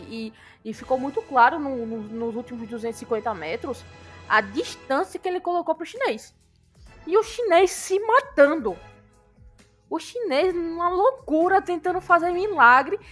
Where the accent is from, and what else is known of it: Brazil